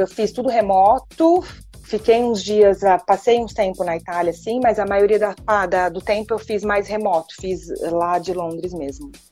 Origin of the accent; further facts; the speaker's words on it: Brazil; moved away as an adult; also born or lived in London; Eu sou do Brasil, eu tenho o meu sotaque, eu vou falar com o meu sotaque